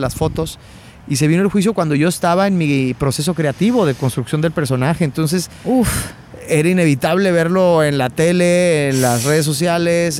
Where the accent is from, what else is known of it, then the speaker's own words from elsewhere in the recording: Chihuahua, Mexico; moved away as an adult; also born or lived in Mexico City, Mexico; now in Los Angeles, United States; cuando me vine a, México, de Chihuahua, mi, ciudad natal, a México